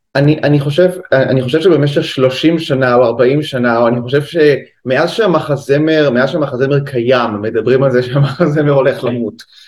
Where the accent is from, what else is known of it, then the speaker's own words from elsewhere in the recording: Haifa, Haifa District, Israel; moved away as an adult; also born or lived in England / New York; אני במקור מהקריות, מחיפה.